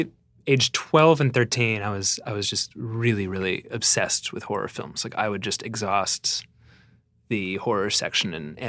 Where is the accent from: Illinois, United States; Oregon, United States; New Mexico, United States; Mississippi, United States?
New Mexico, United States; Santa Fe; also born or lived in New York, United States / Chester, United Kingdom; I was born in New York and I was there for the first, few years of my life and then moved to Chester, England for a few years with my family. And then I spent most of my adolescence in Santa Fe, New Mexico.